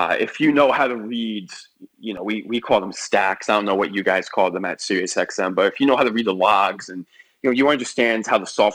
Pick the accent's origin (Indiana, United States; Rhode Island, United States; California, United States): Rhode Island, United States; Westerly; my hometown of Wesley, Rhode Island